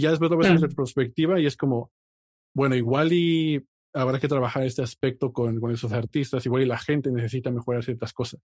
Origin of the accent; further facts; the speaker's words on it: Mexico; personas que nacimos y nos criamos y crecimos en México